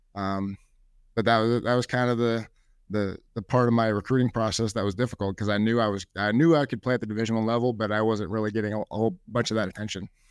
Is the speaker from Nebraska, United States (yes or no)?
yes; Bellevue, Nebraska, United States; I've loved growing up in Bellevue